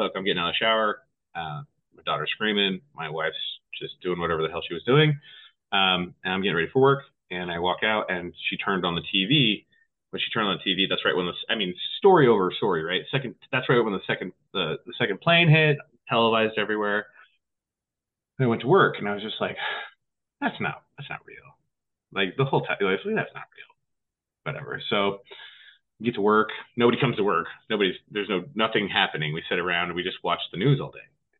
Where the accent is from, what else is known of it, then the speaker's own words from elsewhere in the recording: West Jordan, Utah, United States; now in Montana, United States; I grew up in West Jordan, Utah, a small town back in the day